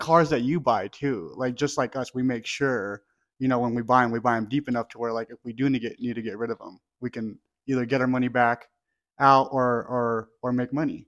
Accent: Wyoming, United States; We're from Sharon, Wyoming

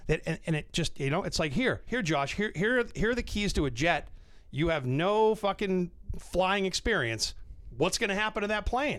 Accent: North Shore, Massachusetts, United States; also born or lived in Orlando; I grew up on the North Shore, so I was a BCN kid growing up.

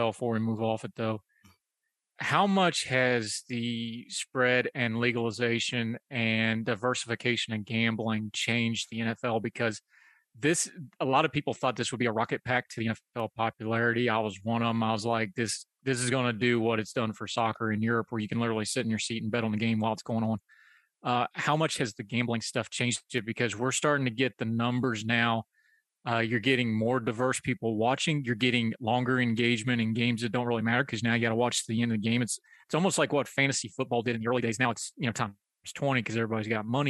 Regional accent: West Virginia, United States; I'm from West Virginia.

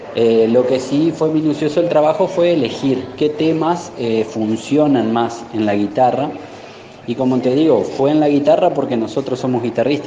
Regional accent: Gualeguay, Entre Ríos, Argentina; nosotros somos de Gualeguay

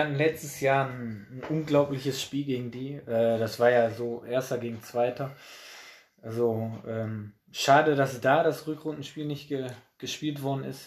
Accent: Oberhausen, North Rhine-Westphalia, Germany; weil Altstein ist halt auch mein Heimatverein. Äh, da bin ich groß geworden auf, auf der Asche und äh, ja, Oberhausen halt auch

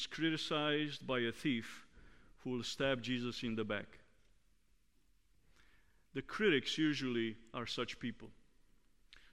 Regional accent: Romania; moved away; Growing up in Romania

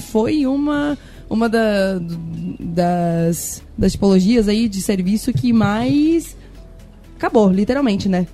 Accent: São Joaquim, Santa Catarina, Brazil; also born or lived in Balneário Camboriú; eu sou de São Joaquim, tá? Eu sou de lá, sou natural de lá

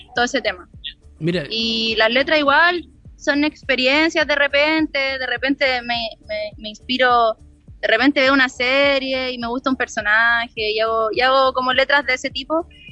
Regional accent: Villa Alemana, Valparaíso, Chile; also born or lived in Quilpué; Yo soy de Villa Alemana. Ya. Soy de Villa Alemana. Nací en Quilpué, pero vivo en Villa Alemana

